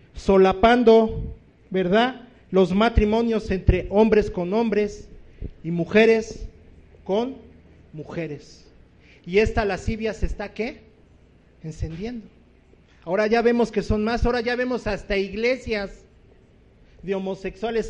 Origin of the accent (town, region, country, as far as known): Distrito Federal, Mexico City, Mexico